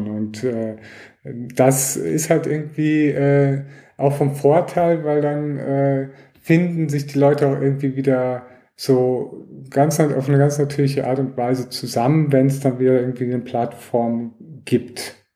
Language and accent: German; Germany; ich komme auch ursprünglich aus Deutschland